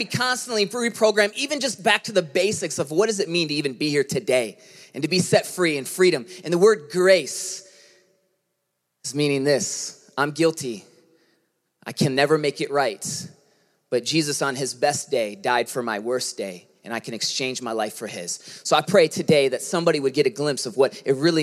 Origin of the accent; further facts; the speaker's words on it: United States; growing up in America